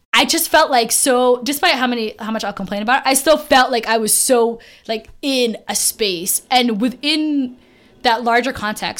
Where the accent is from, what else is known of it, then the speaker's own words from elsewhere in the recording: United States; I was born in America